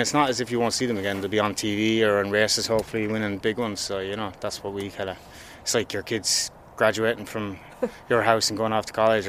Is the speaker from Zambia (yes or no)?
no; Ireland; we're from Ireland.